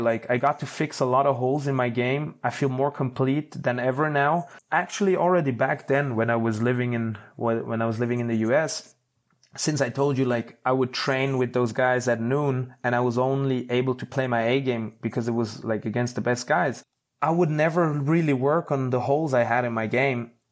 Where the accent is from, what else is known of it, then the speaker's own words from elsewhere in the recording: Switzerland; I'm from Switzerland. People have, usually have a good life here.